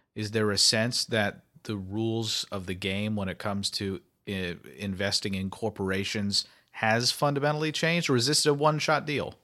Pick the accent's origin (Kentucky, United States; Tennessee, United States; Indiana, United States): Kentucky, United States; I'm from Kentucky